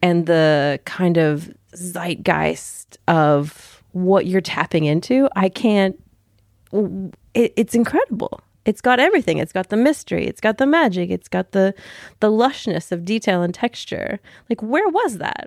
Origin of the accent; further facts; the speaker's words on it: Southern States of America, the Bible Belt in the South, United States; moved away; I grew up in the Bible Belt in the South, Southern States of America